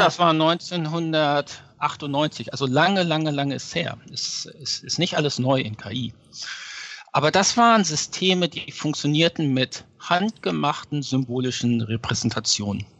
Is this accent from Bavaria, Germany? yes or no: no; Lower Saxony, Germany; moved away as an adult; also born or lived in Göttingen; now in New York, United States; Ja, ich bin ursprünglich aus Niedersachsen.